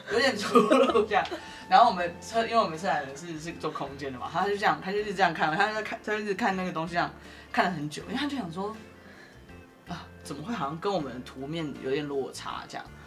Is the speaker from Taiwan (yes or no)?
yes; Kaohsiung, Taiwan; moved away as an adult; also born or lived in New York, United States; now in Taipei, Taiwan; 我不是台北人，我是高雄人